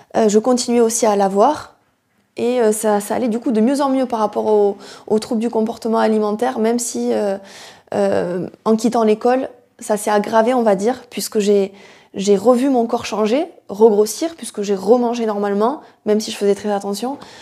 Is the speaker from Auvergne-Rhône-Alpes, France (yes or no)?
no; near Toulouse, Occitania, France; je suis originaire du sud de la France, du sud-ouest euh, de Hoche, à côté de Toulouse